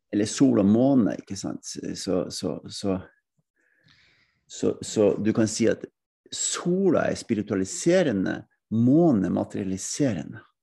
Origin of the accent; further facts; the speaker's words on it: Norway; jeg kommer fra Norge, jeg kommer ikke fra Sverige